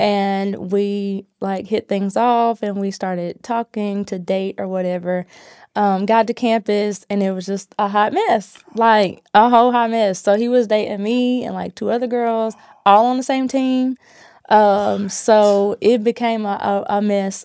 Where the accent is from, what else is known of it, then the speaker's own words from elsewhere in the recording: Asheboro, North Carolina, United States; now in Greensboro, United States; I was born and raised in Ashboro, North Carolina